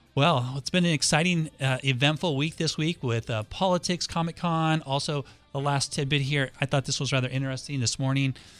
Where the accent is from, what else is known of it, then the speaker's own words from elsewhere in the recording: Los Angeles, California, United States; now in San Diego, United States; I grew up in Los Angeles